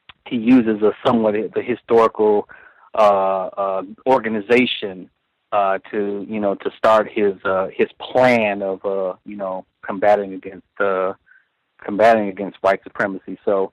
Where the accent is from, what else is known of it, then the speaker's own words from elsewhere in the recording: Chicago, Illinois, United States; actually I'm being from Chicago as well.